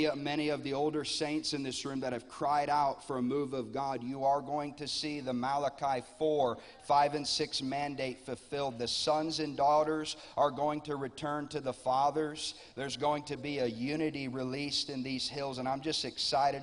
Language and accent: English; Lakeland, Florida, United States; I'm from Lakeland, Florida. I pastor a church there